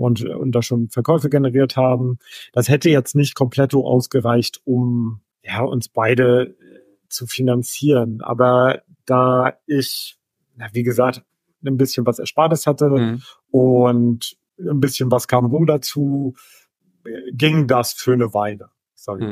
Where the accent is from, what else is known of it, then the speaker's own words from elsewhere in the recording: Germany; als Deutscher